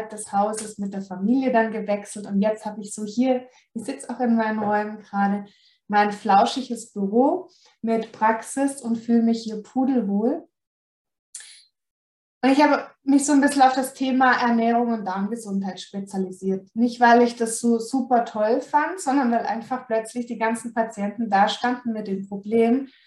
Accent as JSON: {"language": "German", "region": "Baden-Württemberg", "country": "Germany", "said": "Und ihr hört es vielleicht, ich komme aus dem Süden Deutschlands, also aus Baden-Württemberg."}